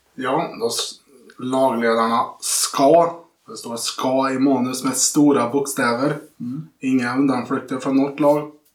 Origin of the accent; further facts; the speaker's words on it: Sunne, Värmland, Sweden; Jag är från Sunne